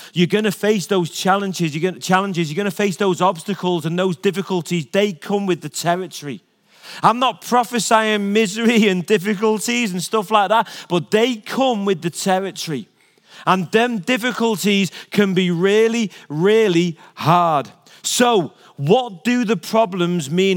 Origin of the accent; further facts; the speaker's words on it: Liverpool, North West England, United Kingdom; moved away; I was born in Liverpool